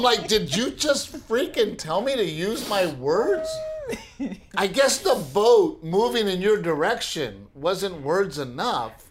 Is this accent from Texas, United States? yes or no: yes; Portland, Texas, United States; moved away; growing up in Gregory Portland